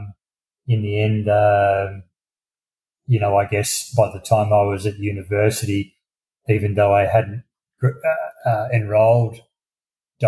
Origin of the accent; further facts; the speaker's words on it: country Victoria, Australia; also born or lived in Brisbane, Queensland; I grew up in country Victoria, which is the southern state